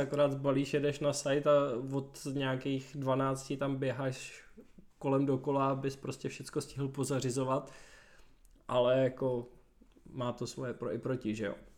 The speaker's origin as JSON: {"language": "Czech", "town": "Děčín", "region": "Ústí nad Labem Region", "country": "Czechia", "tie": "born or raised there", "said": "já jsem z Děčína původem"}